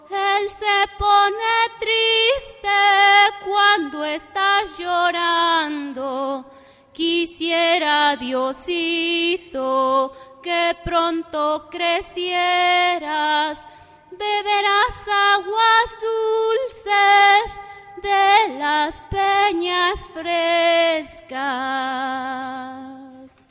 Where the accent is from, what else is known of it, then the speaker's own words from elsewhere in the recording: Hueyapan, Morelos, Mexico; Nosotros también estamos haciendo radio ahí en, mi pueblo, Hueyapan.